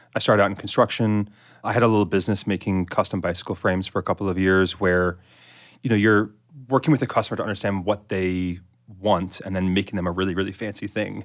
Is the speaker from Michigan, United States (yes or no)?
no; the Hamptons, Eastern Long Island, New York, United States; I grew up in the Hamptons in Eastern Long Island